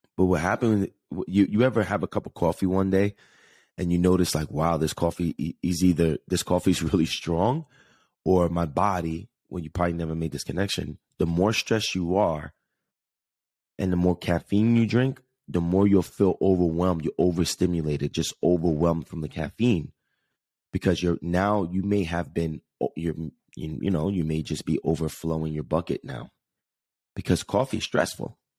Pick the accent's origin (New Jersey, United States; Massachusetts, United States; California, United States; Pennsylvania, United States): New Jersey, United States; Jersey City; moved away; New York City, New Jersey area, specifically Jersey City, my hometown